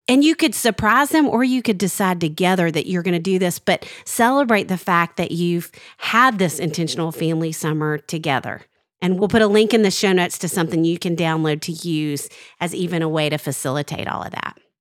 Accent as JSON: {"language": "English", "region": "Arkansas", "country": "United States", "tie": "born or raised there", "said": "when I was growing up in Arkansas"}